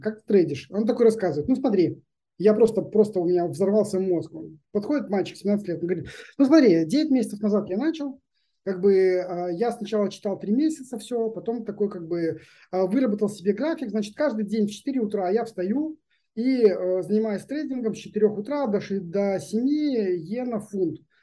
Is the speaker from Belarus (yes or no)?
yes; Belarus; now in Israel; мы из из Беларуси приехали